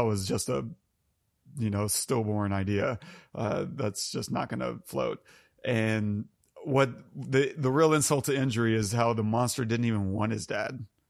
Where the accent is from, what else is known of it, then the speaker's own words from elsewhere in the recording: United States; as an American